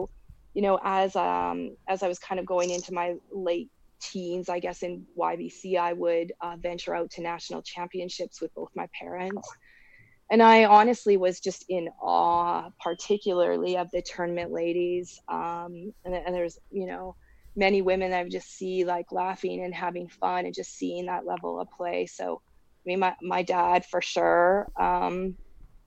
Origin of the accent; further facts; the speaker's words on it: Edmonton, Alberta, Canada; My hometown is Edmonton. All my roots are in Edmonton